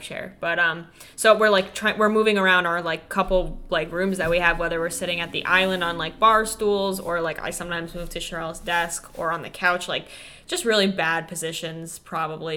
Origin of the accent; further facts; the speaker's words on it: Freehold, New Jersey, United States; Freehold, New Jersey, which is like my hometown